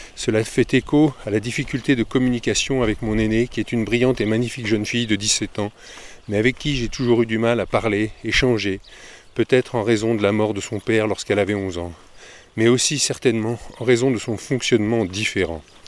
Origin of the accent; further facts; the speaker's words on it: France; nous, en France